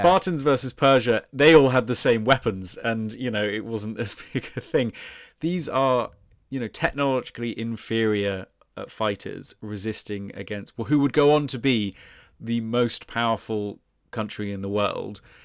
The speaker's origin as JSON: {"language": "English", "country": "United Kingdom", "said": "being British, our ancestors were probably involved in heinous things as well"}